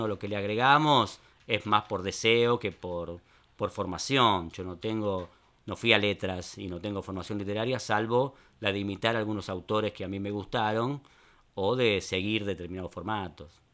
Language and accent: Spanish; Buenos Aires, Argentina; also born or lived in Caballito, Buenos Aires; Yo nací en Palermo Viejo.